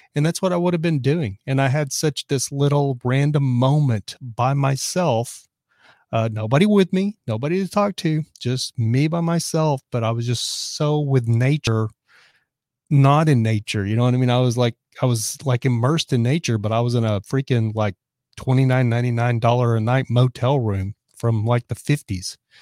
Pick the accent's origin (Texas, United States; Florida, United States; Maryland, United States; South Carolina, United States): Texas, United States; moved away as an adult; also born or lived in Dallas; now in California, United States; I'm from Texas